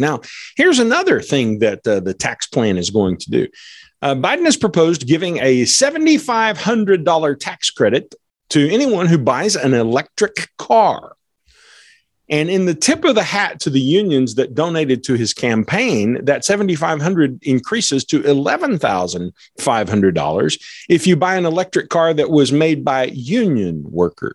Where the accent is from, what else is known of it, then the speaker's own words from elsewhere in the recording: United States; I'm not a European American, I'm an American